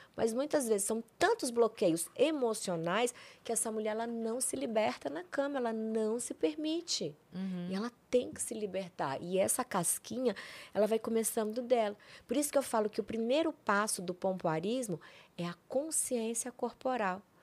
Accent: Brasília, Federal District, Brazil; moved away as an adult; also born or lived in São Paulo; eu vim fazer um curso aqui em São Paulo, porque eu sou de Brasília.

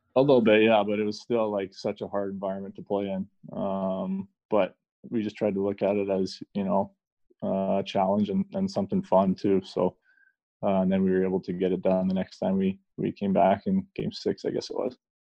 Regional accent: Canada; I'm Canadian

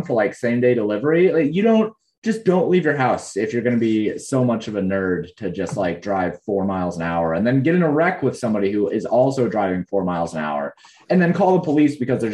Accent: Colorado, United States; I grew up in Colorado

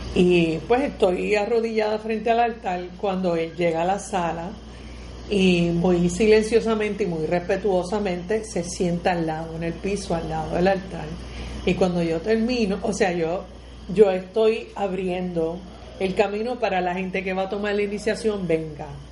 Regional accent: Puerto Rico; cómo somos los puertorriqueños

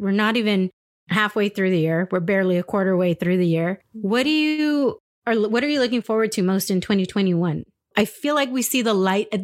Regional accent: San Diego, California, United States; moved away as an adult; also born or lived in Albuquerque, New Mexico / Chandler, Arizona / Dallas, Texas; I grew up in San Diego.

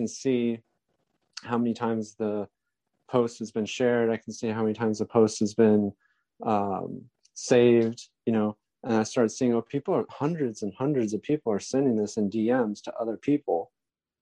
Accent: California, United States; I'm from California

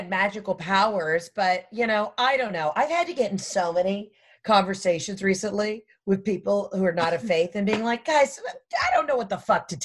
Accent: the South, United States

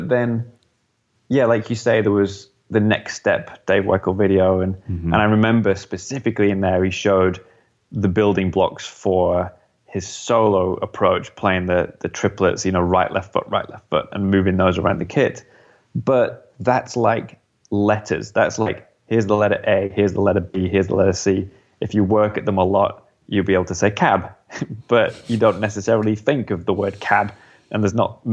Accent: United Kingdom; as a British musician

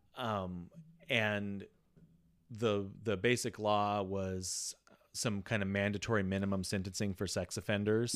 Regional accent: Walla Walla, Washington, United States; I'm this kid from Walla Walla

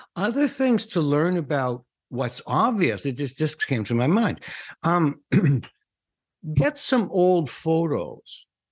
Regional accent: Canada; I'm, I'm Canadian

